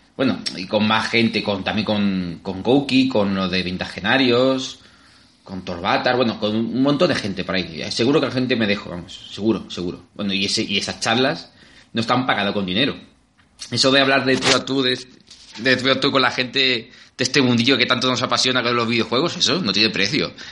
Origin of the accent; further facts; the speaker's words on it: Albacete, Castilla-La Mancha, Spain; somos gente de Albacete y nos gusta el buen comer